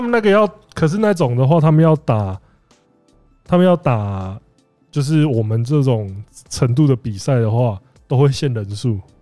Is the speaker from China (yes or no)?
no; Kaohsiung, Taiwan; also born or lived in Penghu; 我算是高雄人加澎湖人嘛，然后我， 我在大学的时候我没有， 我只有一年级的时候住过宿舍